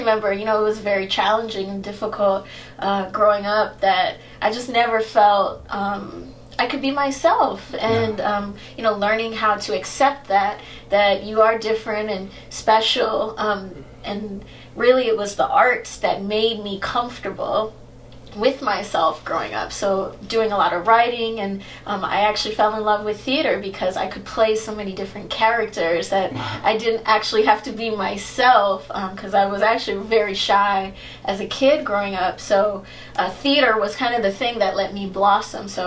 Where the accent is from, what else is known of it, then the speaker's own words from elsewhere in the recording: United States; I was born in the States, but my mom is from Trinidad. My dad is African American